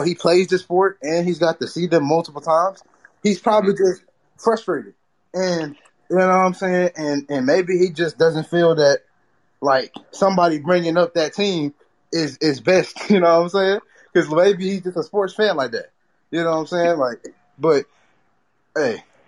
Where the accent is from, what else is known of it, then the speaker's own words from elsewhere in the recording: Texas, United States; I'm from Texas. So, like, I just like the Steelers more, but I always did catch a Cowboys game